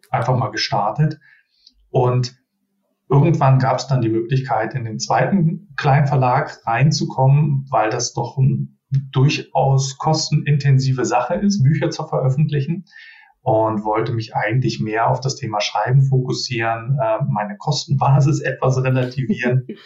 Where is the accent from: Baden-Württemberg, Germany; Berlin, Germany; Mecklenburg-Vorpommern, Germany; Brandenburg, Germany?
Berlin, Germany; born there; now in Düsseldorf, Germany; ähm, 39 Jahre jung, gebürtiger Berliner und äh, fast 20 Jahre in der Nähe von Düsseldorf jetzt äh, hängen geblieben.